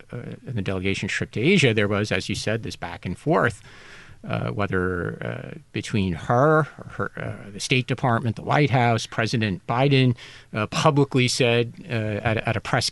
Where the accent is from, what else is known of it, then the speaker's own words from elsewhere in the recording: United States; now in Taipei, Taiwan; as an American who lives in Taiwan